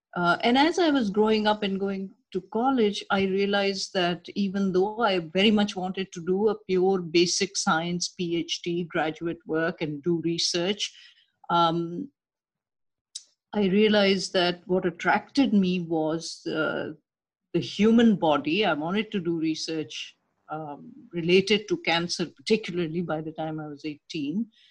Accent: Karachi, Sindh, Pakistan; moved away as an adult; now in New York, United States; I was uh, born and raised in Karachi, Pakistan

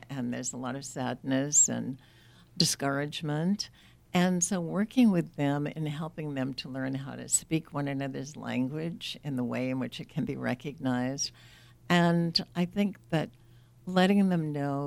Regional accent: New England, United States; moved away as an adult; I grew up in New England. I was a military wife, traveled all over.

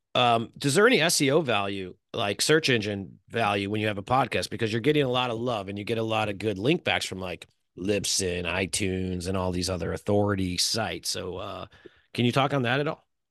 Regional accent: Chicago, Illinois, United States; now in California, United States; I'm from Chicago

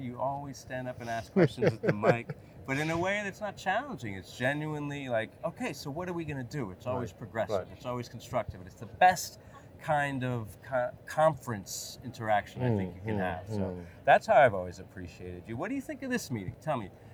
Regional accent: United States; I'm an American

